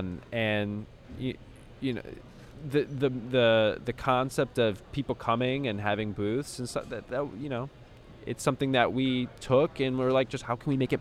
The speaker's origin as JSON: {"language": "English", "town": "Chicago", "region": "Illinois", "country": "United States", "said": "I'm from Chicago"}